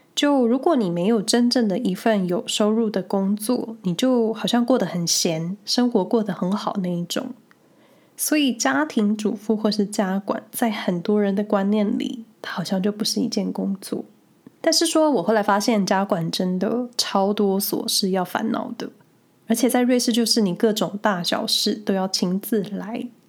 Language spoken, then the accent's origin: Chinese; Taiwan; moved away as an adult; now in Switzerland; 过去在台湾